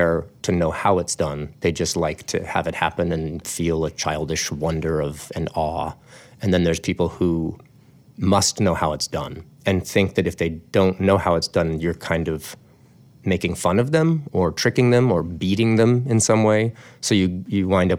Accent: Albuquerque, New Mexico, United States; I was born in Albuquerque, New Mexico

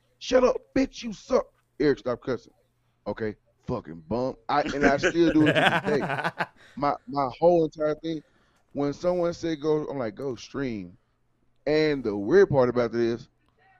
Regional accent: Memphis, Tennessee, United States; now in Denver, United States; I'm from Memphis, Tennessee, but I live in Denver.

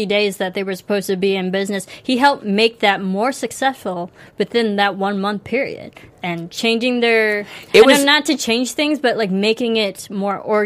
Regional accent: Illinois, United States; I grew up in Illinois. I grew up with smooth jazz, WNUA 95.5

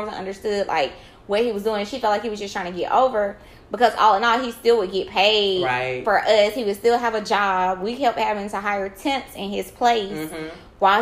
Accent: Columbus, Georgia, United States; I was raised in Columbus, so Fort Benning was like a big thing

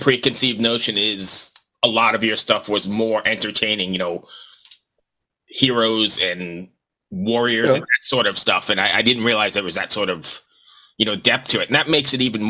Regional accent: United States; accent: American; my American accent.

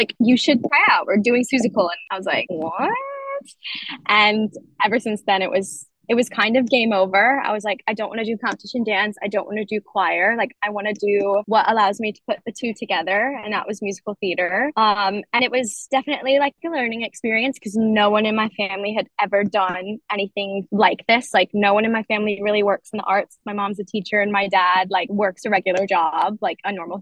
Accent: New Orleans, Louisiana, United States; moved away as an adult; I'm from New Orleans

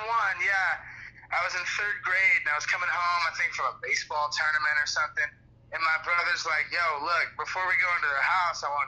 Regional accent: Skokie, Illinois, United States; now in Ashland, United States; I'm originally from Chicago North Shore, from a town called Skokie 847, but I'm currently out here in Ashland, Oregon

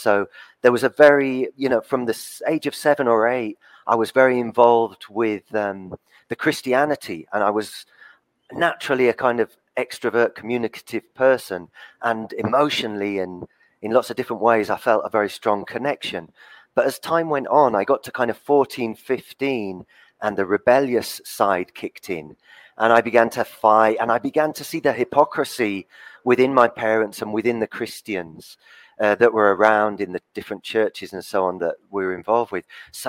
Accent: England, United Kingdom; Well, I was born on the South Coast, but I got a Southern father and a Northern mother. So I lived in the North and in the South.

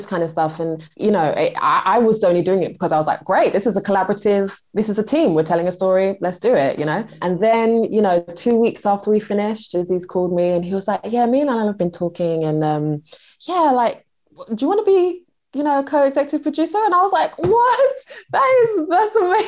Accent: London, United Kingdom; I'm from London

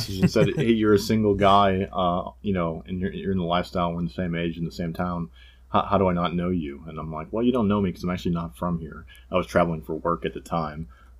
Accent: New England, United States; I'm from the New England area

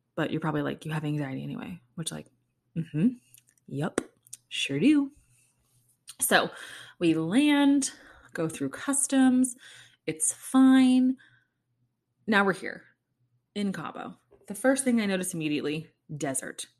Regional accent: Kansas City, United States; moved away; it's my hometown too

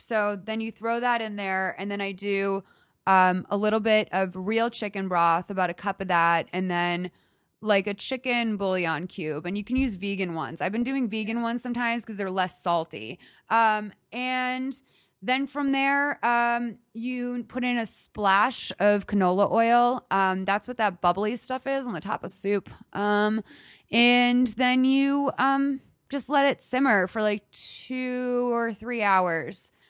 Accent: Northeast, United States; also born or lived in Los Angeles; now in Glendale, United States; I grew up in the Northeast

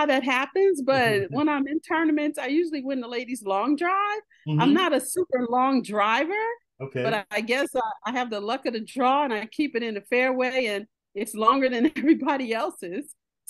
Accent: Midwest, United States; I grew up in the Midwest. I'm the great-great-granddaughter of a coal miner. Okay. Our family is originally from Montgomery, Alabama. I've done my DNA results and my people come from Cameroon.

